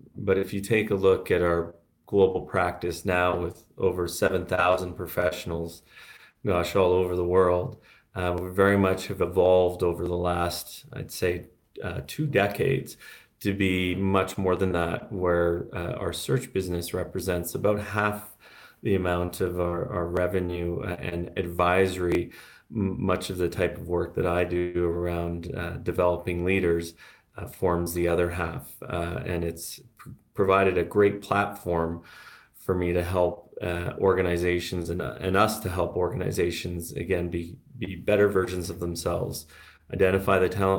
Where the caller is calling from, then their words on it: Santiago, Santiago Metropolitan Region, Chile; I'm calling in from Santiago de Chile, where it's nice and warm here right now.